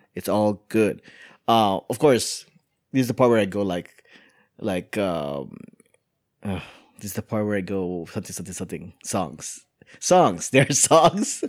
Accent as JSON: {"language": "English", "country": "United States", "said": "I am American"}